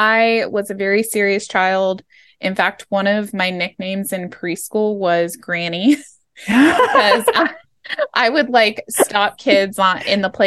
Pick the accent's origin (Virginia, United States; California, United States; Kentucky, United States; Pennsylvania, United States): California, United States; Los Angeles; I was born in Los Angeles, and just to paint a little picture, I was born in the 80s in Los Angeles. The Rodney King riots happened while I was a kid, like in my neighborhood.